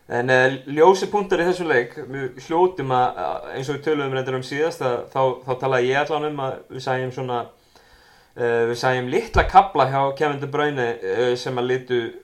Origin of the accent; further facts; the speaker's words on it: Keflavík, Southern Peninsula, Iceland; ég var nú úr Keflavík, eða er úr Keflavík